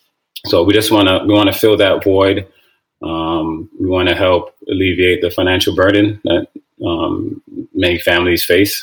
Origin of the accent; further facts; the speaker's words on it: Toronto, Ontario, Canada; Yeah, I mean, growing up, actually, soccer was my first love.